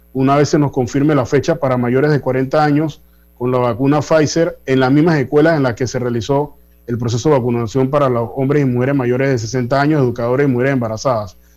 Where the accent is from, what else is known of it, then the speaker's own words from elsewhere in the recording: Panama; como panameños